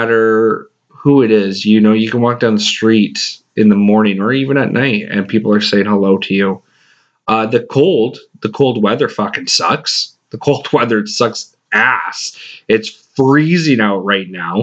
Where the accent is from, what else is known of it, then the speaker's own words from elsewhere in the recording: Western Canada, Canada; now in Atlantic Canada, Canada; I grew up in Western Canada